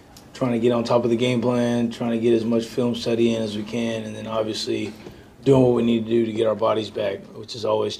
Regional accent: Southern California, United States; moved away; growing up in Southern California, having our roots there

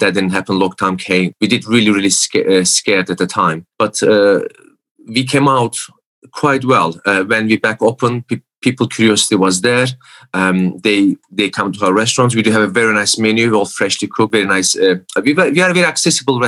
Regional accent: Istanbul, Turkey; moved away as an adult; also born or lived in United States; now in York, United Kingdom; I'm from Istanbul

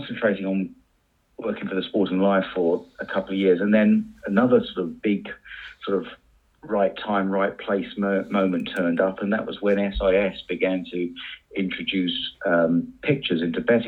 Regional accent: Shoreham-by-Sea, South East England, United Kingdom; my hometown of Shoreham-by-Sea

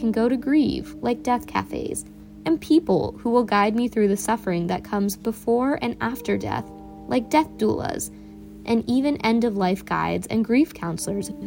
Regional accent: Northern Virginia, United States; I'm from Northern Virginia, but my parents immigrated from India before I was born.

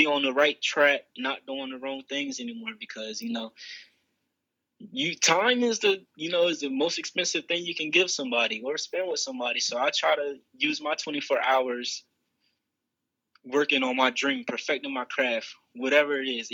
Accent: Bridgeville, Delaware, United States; also born or lived in Slaughter Neck, Delaware; I'm actually from Coverdale Crossroads down in Bridgeville, Delaware. That's where my family is from, in Slaughter Neck

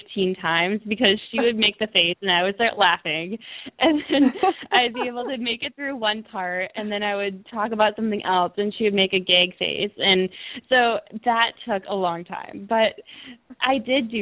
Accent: Milwaukee, Wisconsin, United States; now in California, United States; where I grew up in Milwaukee, Wisconsin

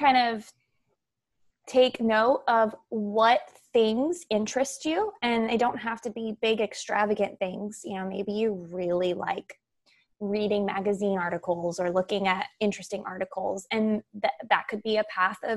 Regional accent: San Diego, California, United States; I grew up in San Diego, California

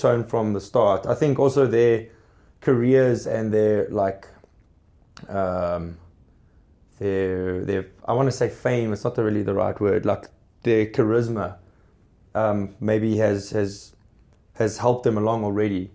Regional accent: South Africa; as a South African blues artist

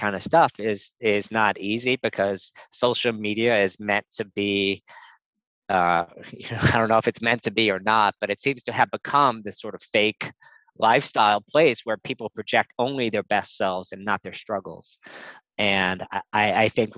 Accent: New Orleans, Louisiana, United States; moved away; also born or lived in North Carolina / New York City; I grew up in New Orleans

